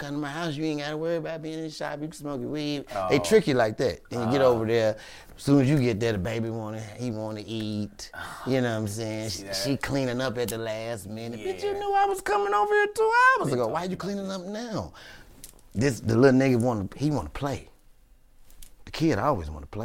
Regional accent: Chicago, Illinois, United States; moved away; I'm from Chicago.

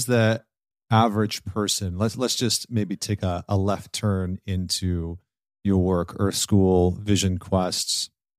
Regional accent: Saskatchewan, Canada; also born or lived in Scotland; I was born in Scotland, came to Canada, grew up in Saskatchewan, which is like the center of Canada, which there's not a lot of people there. There's not a lot going on. It's farmland.

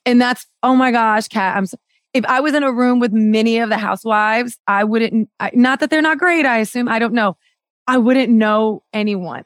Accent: Miami, Florida, United States; I grew up in Miami and it's very much a, a Spanish, Spanish-speaking city and town

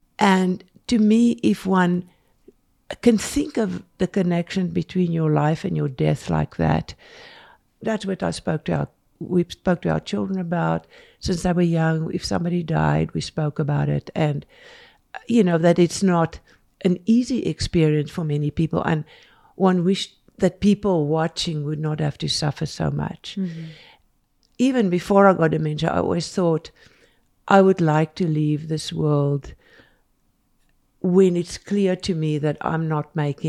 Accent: South Africa; now in Salt Lake City, United States; We moved quite a bit because we didn't know the area when we came here from South Africa. And we just, you know, first time we picked a house that we could afford with all the money we brought from South Africa.

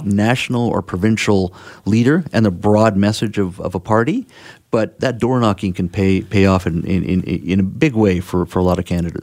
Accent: Williams Lake, British Columbia, Canada; my hometown of Williams Lake

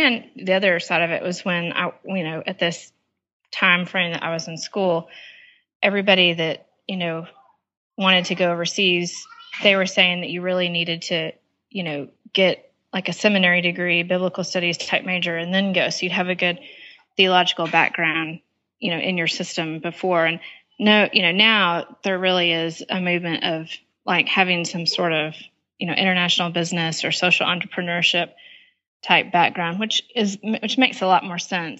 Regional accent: Panama; also born or lived in Nicaragua; In Panama and Nicaragua in Central America.

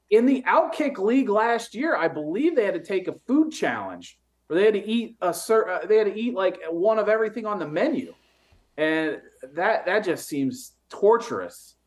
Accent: the North, United States; I'm from the North

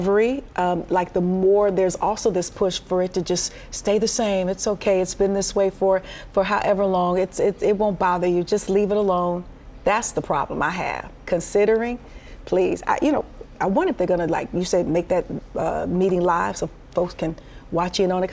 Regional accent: Detroit, Michigan, United States; I'm from Detroit

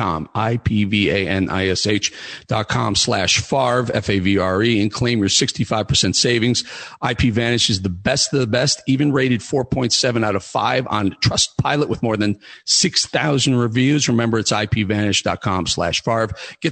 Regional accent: Chicago, Illinois, United States; I'm from Chicago

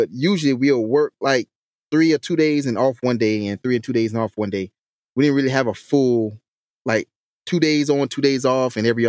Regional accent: Hampton, South Carolina, United States; accent: country; Yes. That's my hometown. That's where I grew up at.

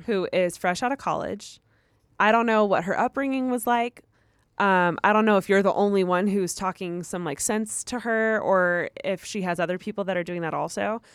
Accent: United States; I'm from the United States

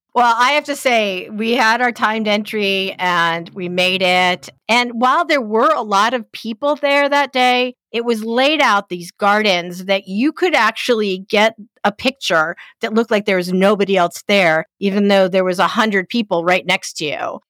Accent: East Coast, United States; I'm from the East Coast

